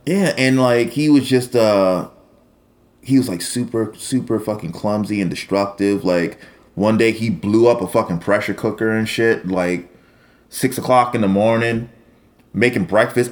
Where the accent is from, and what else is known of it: New York City, New York, United States; born or raised there